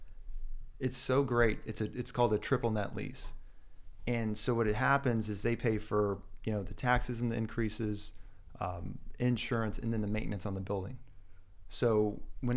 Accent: Austin, Texas, United States; born and raised in Austin

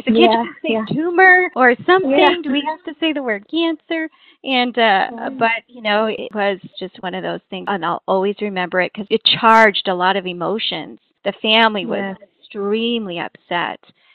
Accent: Alaska, United States; I'm actually from Alaska

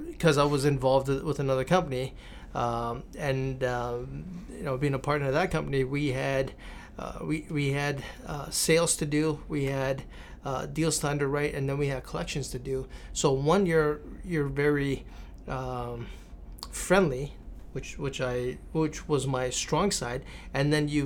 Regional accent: California, United States; That was California. That, that, was you know growing up in California.

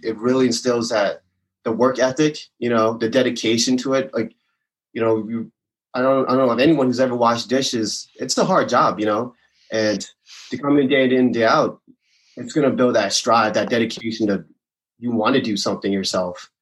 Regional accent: Maryland, United States; moved away as an adult; now in Longmont, United States; I'm from Maryland, born and raised

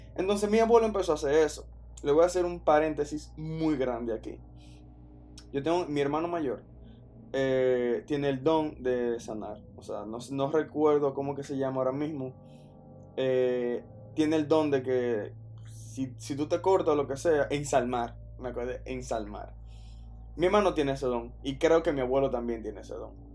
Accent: Dominican Republic; yo soy dominicano

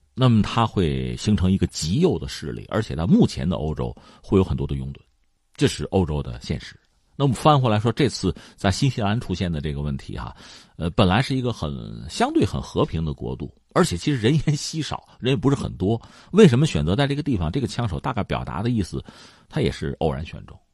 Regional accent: China; 作为一个中国人

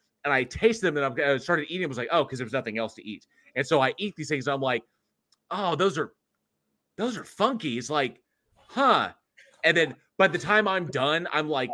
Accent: San Diego, California, United States; moved away; also born or lived in Dallas-Fort Worth; growing up in San Diego, and I've lived in, you know, big metropolitan cities almost all my life

